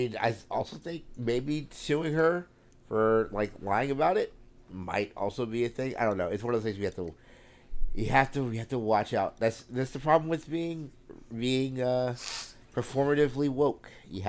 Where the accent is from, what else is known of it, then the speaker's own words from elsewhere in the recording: Long Island, New York, United States; I'm from Long Island. I'm a genius.